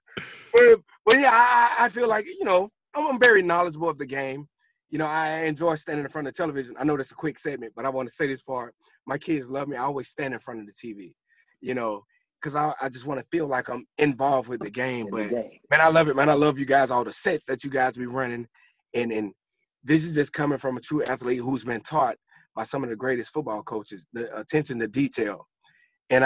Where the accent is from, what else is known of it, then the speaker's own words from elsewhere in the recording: Georgia, United States; I'm from Georgia